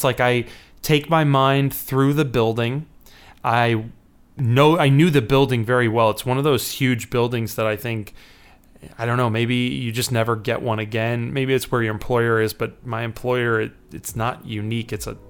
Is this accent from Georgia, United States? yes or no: no; Chicago, Illinois, United States